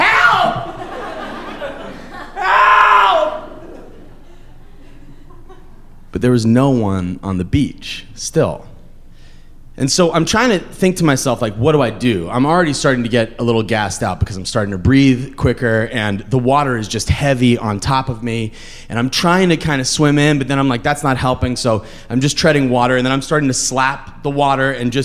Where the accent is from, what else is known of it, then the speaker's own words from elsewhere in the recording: Massachusetts, United States; I grew up in Massachusetts